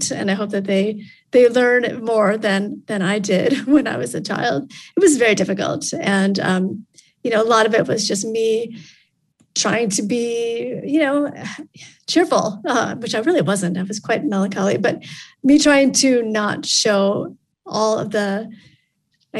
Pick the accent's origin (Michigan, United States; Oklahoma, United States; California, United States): Michigan, United States; also born or lived in Vietnam; I was a baby when my family arrived in Michigan as refugees from Vietnam